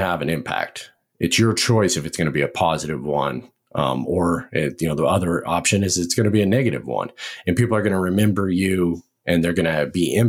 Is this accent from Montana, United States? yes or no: yes; Montana, United States; moved away as an adult; also born or lived in Washington State; now in Fort Benning, Georgia, United States; I grew up in Montana